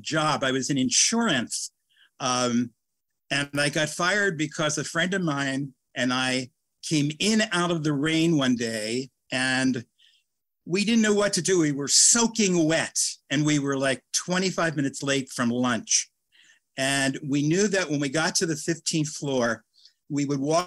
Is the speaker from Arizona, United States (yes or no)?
no; Philadelphia, Pennsylvania, United States; I'm from Philadelphia.